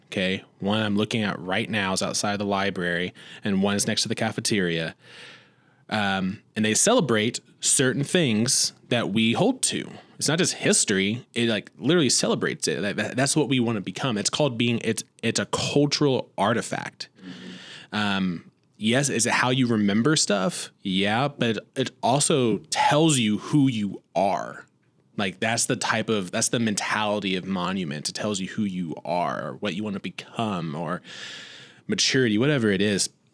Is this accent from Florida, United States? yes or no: no; Indiana, United States; now in Joplin, United States; growing up in Indiana